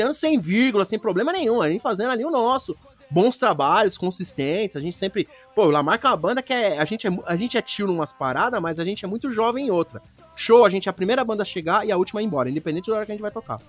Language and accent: Portuguese; Brazil; eu sou do Brasil